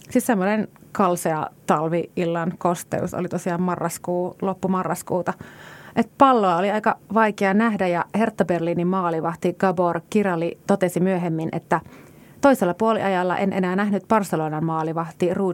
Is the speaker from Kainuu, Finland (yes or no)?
yes; Kajaani, Kainuu, Finland; Mä oon, mä oon itse kotoisin Kajaanista, jossa on 37 000 asukasta